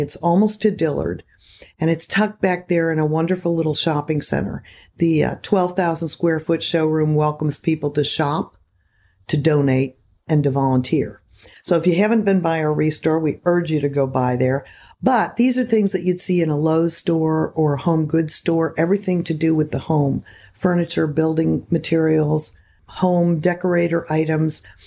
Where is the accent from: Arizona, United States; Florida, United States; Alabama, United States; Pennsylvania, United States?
Florida, United States; Seminole County; I love Florida. It's my home, mostly in Seminole County